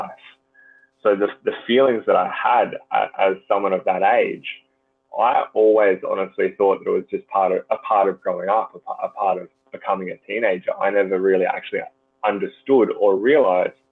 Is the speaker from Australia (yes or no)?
yes; Gold Coast, Queensland, Australia; growing up on the Gold Coast, the beaches are amazing